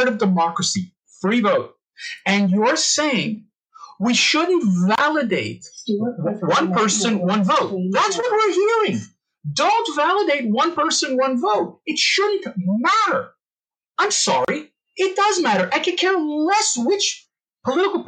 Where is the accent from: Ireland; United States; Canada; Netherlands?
Canada; as a Canadian